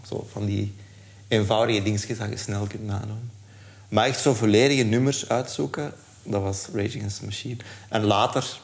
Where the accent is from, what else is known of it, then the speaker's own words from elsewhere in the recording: Leuven, Flanders, Belgium; ik ben in Leuven opgegroeid.